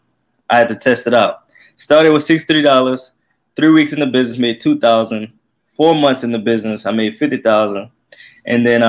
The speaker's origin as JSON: {"language": "English", "town": "Lafayette", "region": "Louisiana", "country": "United States", "said": "I'm 26. My market is Lafayette, Louisiana. I'm from Lafayette, Louisiana."}